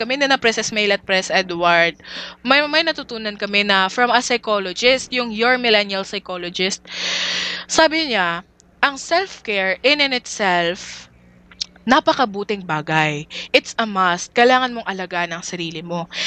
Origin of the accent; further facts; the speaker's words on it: Dumaguete, Central Visayas, Philippines; I'm from Dumaguete City